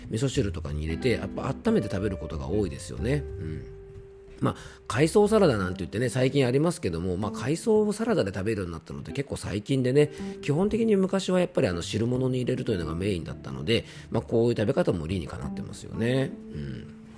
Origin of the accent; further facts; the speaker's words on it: Yamanashi, Japan; 僕の地元